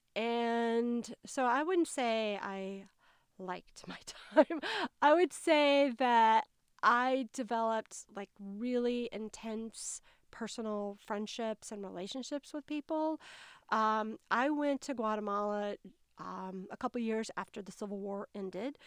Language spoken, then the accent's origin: English; North Carolina, United States; accent: Southern; as you may be able to tell from my accent, I'm a Southerner. Um, I grew up in a small town in North Carolina